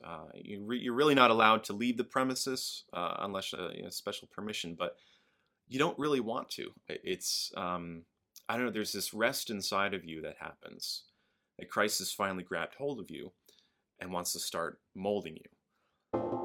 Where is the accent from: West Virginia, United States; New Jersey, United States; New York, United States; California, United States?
New York, United States; Albany; moved away; I grew up in Albany, upstate New York